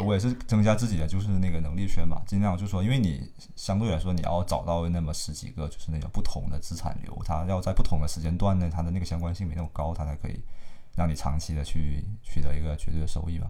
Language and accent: Chinese; Hainan, China; 我是海南人，然后那生活都在这里